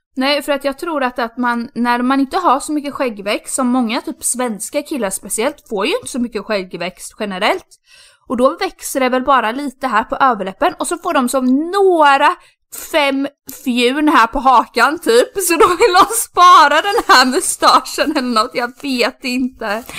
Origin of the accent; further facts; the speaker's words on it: Sweden; moved away; min eh, bästa killkompis som jag har i, eh, i Sverige som jag alltid umgås med när jag är hemma